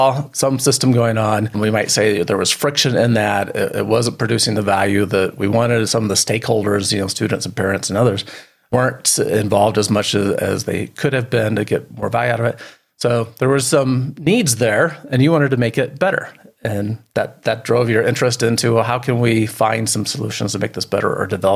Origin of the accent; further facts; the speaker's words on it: Midwest, United States; now in Colorado, United States; I've been in Colorado a long time, but home was Midwest when I grew up.